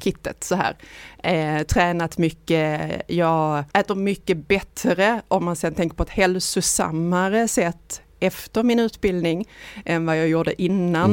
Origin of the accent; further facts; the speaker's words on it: Ystad, Skåne, Sweden; jag är ju uppväxt i Ystad